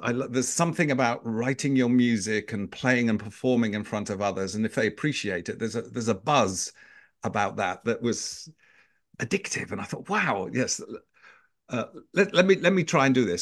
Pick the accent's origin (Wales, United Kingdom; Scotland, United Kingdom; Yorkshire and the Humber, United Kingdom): Yorkshire and the Humber, United Kingdom; Knaresborough; accent: British; moved away as an adult; also born or lived in London; brought up in the north of England, a small little market town called Knaresborough in the, in the, uh, uh, county of Yorkshire